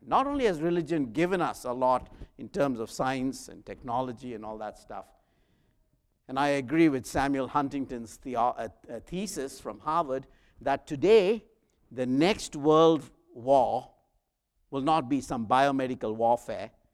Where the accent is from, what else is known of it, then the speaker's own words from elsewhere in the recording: South India, India; moved away as an adult; I was the young man, an electrician from South India